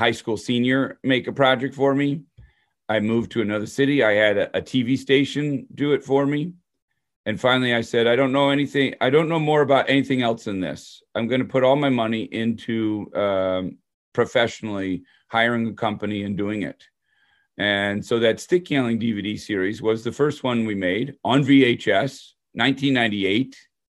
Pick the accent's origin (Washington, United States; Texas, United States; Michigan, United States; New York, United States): Michigan, United States; Detroit; So I grew up in Detroit, suburb of Detroit.